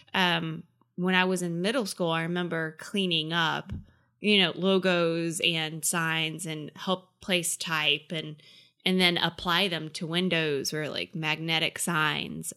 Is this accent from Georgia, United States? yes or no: yes; Effingham, Georgia, United States; I grew up in a podunk country town called Effingham, Georgia